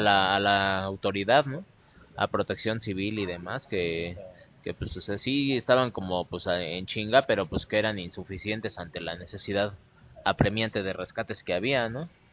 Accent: Mexico City, Mexico; yo nací y moriré en el Distrito Federal

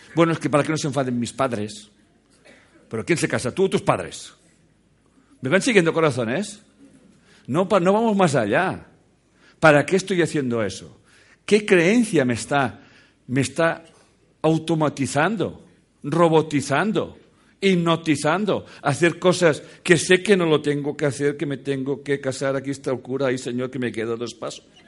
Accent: Catalonia, Spain; soy catalán

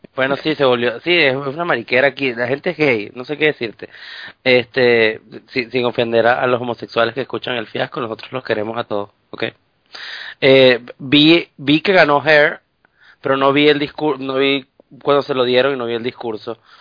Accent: Venezuela; moved away; soy el pueblo venezolano

